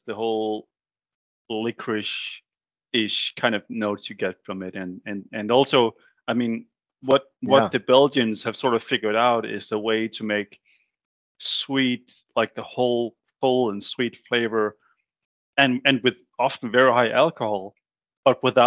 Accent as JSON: {"language": "English", "country": "Denmark", "tie": "born or raised there", "said": "growing up in Denmark"}